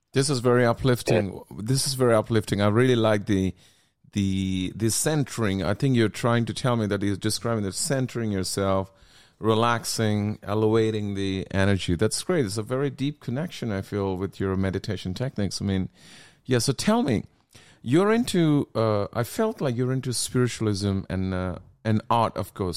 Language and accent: English; India; I'm from India